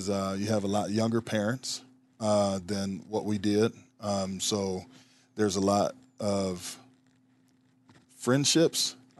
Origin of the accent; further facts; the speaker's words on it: Omaha, Nebraska, United States; Well, I'm born and raised in Omaha, right here in Nebraska.